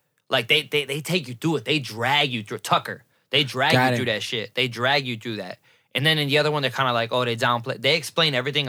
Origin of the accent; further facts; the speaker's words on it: Puerto Rico; I know my history. I'm Puerto Rican. I'm African. I'm Indian. I'm Spaniard.